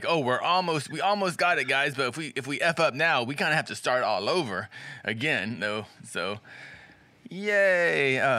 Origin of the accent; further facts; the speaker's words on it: Jacksonville, Florida, United States; moved away; also born or lived in Daytona Beach, Florida; I was born in Jacksonville. It's born in Jacksonville.